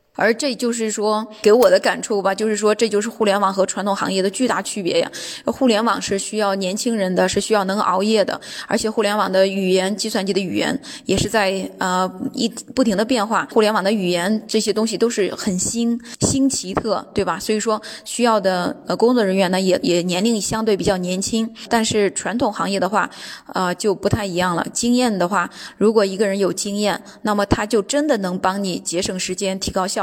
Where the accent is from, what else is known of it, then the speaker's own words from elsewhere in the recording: China; now in Düsseldorf, Germany; 我是从中国来的